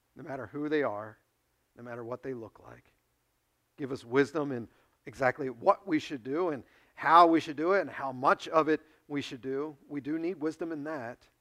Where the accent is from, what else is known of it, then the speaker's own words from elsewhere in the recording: United States; you and I face as American Christians